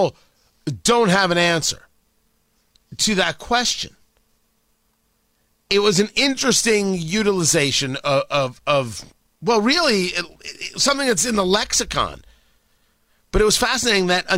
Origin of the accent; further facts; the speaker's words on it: New Jersey, United States; I grew up in Jersey